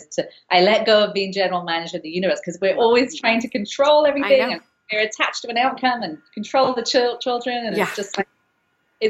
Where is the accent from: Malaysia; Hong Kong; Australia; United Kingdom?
United Kingdom; England; now in San Francisco, United States; I'm from England, and I just went to see my family, which was lovely. They're in England.